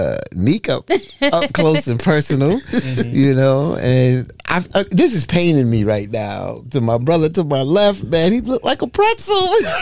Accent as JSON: {"language": "English", "town": "New York City", "region": "New York", "country": "United States", "tie": "born or raised there", "said": "I'm a New Yorker. I'm born and raised in Brooklyn"}